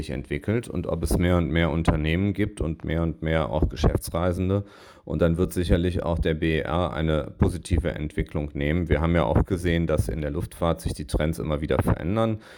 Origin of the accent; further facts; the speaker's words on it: Düsseldorf, North Rhine-Westphalia, Germany; Und das ist ja etwas, was äh, meine Heimat, der Wahlkreis Düsseldorf, äh, wo der Flughafen drin liegt, ja auch sieht